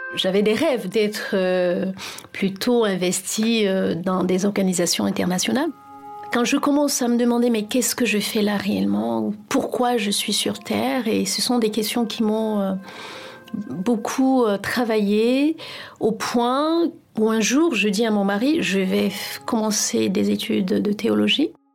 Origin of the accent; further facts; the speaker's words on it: Cameroon; moved away as an adult; also born or lived in France; now in Paris, France; J'ai grandi au Cameroun